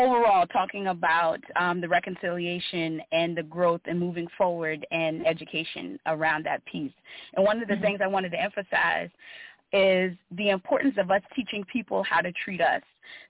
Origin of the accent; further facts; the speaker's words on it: Lowcountry, United States; now in Baltimore, United States; although I live here in Baltimore, I'm from the Lowcountry.